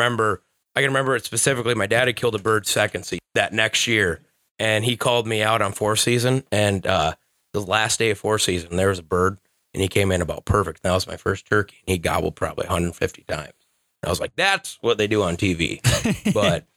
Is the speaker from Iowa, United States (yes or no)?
yes; Thompson, Iowa, United States; I grew up in Thompson, Iowa